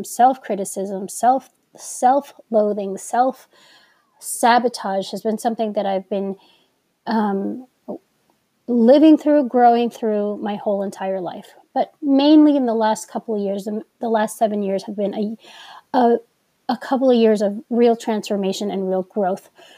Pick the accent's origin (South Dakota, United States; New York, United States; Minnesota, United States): New York, United States; accent: New York; I'm from New York and I feel that us New Yorkers have put a little bit more emphasis and enunciation into our words sometimes